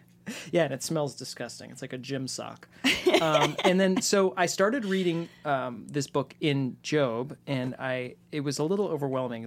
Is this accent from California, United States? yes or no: yes; San Francisco, California, United States; I was actually born and raised in San Francisco